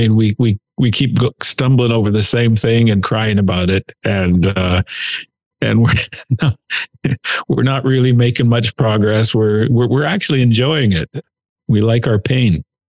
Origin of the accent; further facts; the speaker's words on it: Canada; You've probably honed your sarcasm skills. You have a whole different level. It's our love language, and it's our mother tongue.